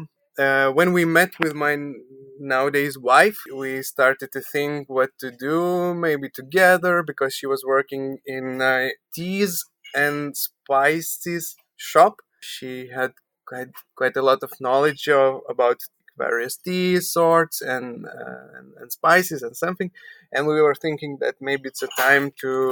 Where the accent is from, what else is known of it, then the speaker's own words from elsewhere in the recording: Vilnius, Vilnius County, Lithuania; we are from Lithuania, from Vilnius, capital of Lithuania